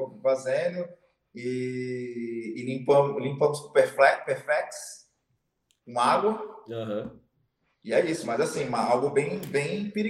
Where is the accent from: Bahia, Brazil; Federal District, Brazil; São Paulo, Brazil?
São Paulo, Brazil; Santos; Sou de Santos. Santos.